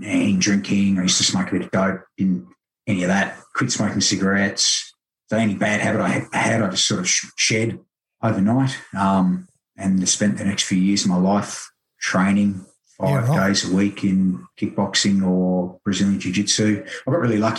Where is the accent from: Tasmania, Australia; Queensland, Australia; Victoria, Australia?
Tasmania, Australia; Hobart; also born or lived in Busselton, Western Australia / northern New South Wales; growing up in Tasmania. So thankfully I can say I wasn't born in Tasmania